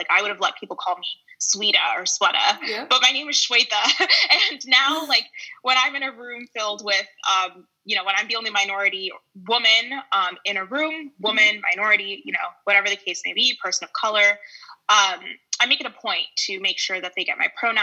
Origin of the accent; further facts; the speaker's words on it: Silicon Valley, California, United States; I'm from the Silicon Valley